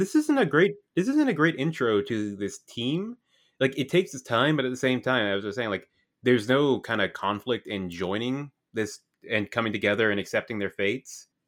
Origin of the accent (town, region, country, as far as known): Canada